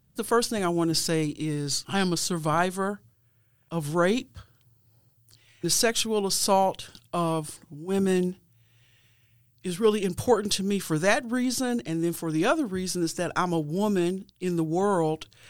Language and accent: English; Cleveland, Ohio, United States; I was born and raised in Cleveland, Ohio